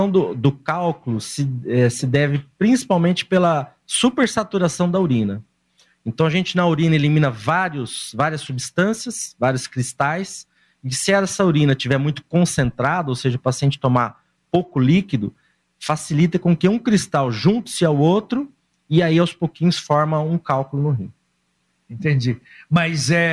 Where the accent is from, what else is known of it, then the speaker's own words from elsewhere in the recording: São Paulo, Brazil; born there; now in Londrina, Brazil; E eu nasci